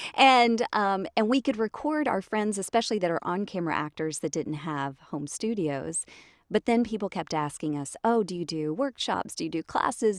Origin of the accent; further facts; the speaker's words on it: Jonesboro, Georgia, United States; also born or lived in Riverdale, Georgia / Tennessee; I grew up in Atlanta, or just south of Atlanta. So I was born in Riverdale, and then grew up a l, uh, like, in middle school or so in Jonesboro.